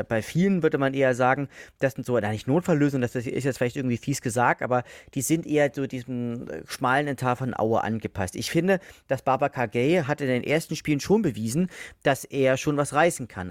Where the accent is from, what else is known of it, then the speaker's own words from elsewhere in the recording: Leipzig, Saxony, Germany; now in Dresden, Germany; ich wohne ja aktuell in Dresden, bin ja Leipziger